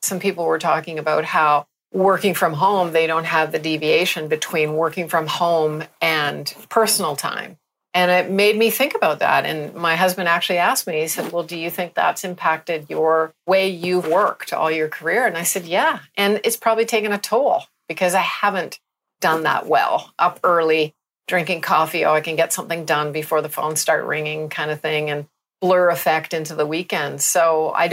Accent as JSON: {"language": "English", "country": "Canada", "moved": "yes", "lives_now": "Barbados", "said": "I'm a Canadian"}